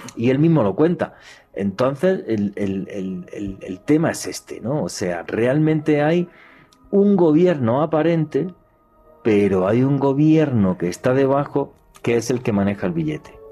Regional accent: Spain; moved away as an adult; now in Colombia; yo cuando era niño y en España me daban cinco pesetas

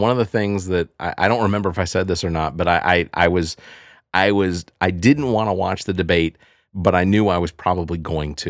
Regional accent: Decatur, Georgia, United States; also born or lived in Tucker, Georgia; I grew up in Decatur, Georgia, and over in, in, in, uh, off of La Vista, and then we grew up, uh, and then we moved to North Lake Mall, Tucker

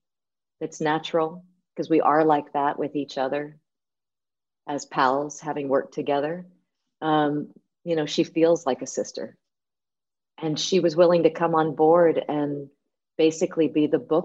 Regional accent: United States; Me being an American

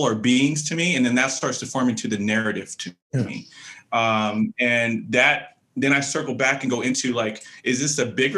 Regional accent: San Jose, California, United States; also born or lived in Oakland, California; growing up primarily my younger years in San Jose

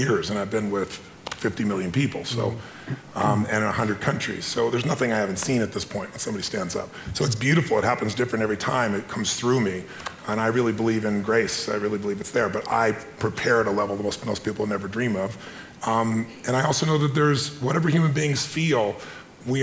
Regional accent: Azusa, California, United States; I was a kid from Azusa

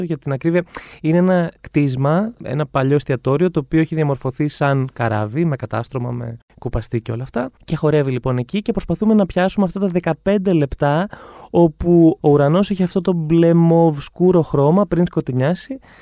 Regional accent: Ioannina, Epirus, Greece; moved away as an adult; also born or lived in London; now in Athens, Greece; Εγώ είμαι από τα Γιάννα.

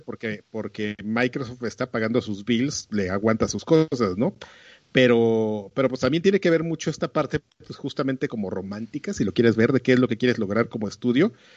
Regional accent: Mexico

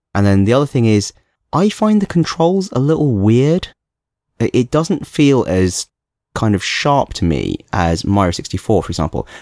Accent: London, United Kingdom; moved away as an adult; now in Hong Kong; I did grow up in London when I was a child as well.

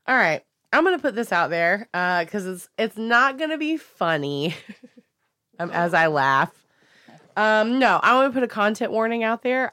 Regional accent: Wilmington, North Carolina, United States; Wilmington, North Carolina is. That's my hometown

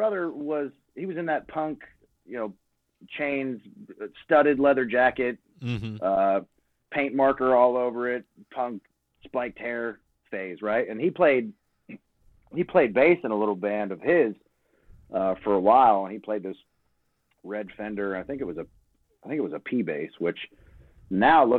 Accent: Crescent, Pennsylvania, United States; now in Nashville, United States; I grew up, like, 2 hours east of Pittsburgh, really, pretty much what it was. Crescent, Pennsylvania

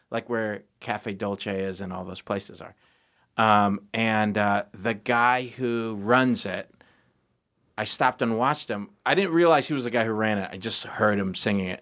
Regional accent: Michigan, United States; growing up in Michigan

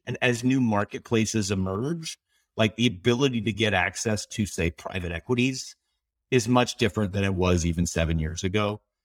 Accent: Canada; as a Canadian, my Canadian passport can get me into Iran

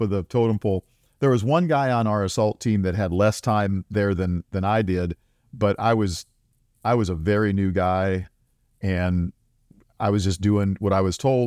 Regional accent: South Dakota, United States; moved away; I grew up in South Dakota. I grew up on a, a dirt farm there.

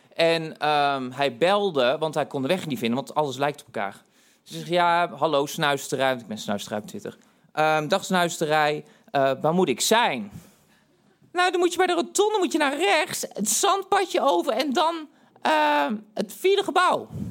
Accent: Tilburg, North Brabant, Netherlands; ik kwam uit Tilburg

